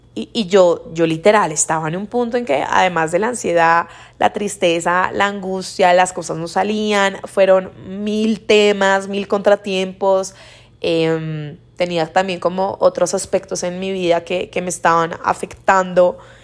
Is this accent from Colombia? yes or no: yes; Colombia; moved away as an adult; now in Mexico City, Mexico; yo soy colombiana, actualmente vivo en Ciudad de México hace un poquito más de tres años y medio